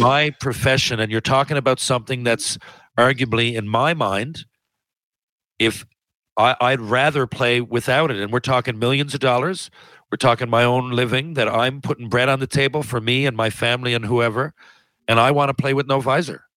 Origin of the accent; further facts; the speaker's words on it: Newfoundland and Labrador, Canada; I am from Newfoundland